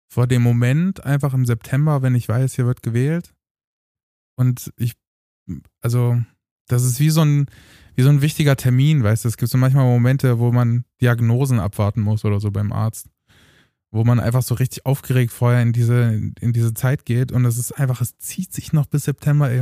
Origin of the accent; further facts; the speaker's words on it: Eisleben, Saxony-Anhalt, Germany; moved away; damals in Eisleben in Sachsen